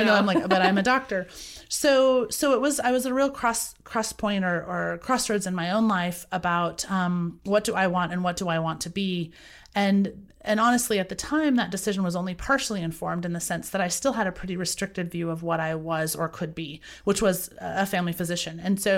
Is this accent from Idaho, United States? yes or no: yes; Boise, Idaho, United States; I was raised in Boise, Idaho.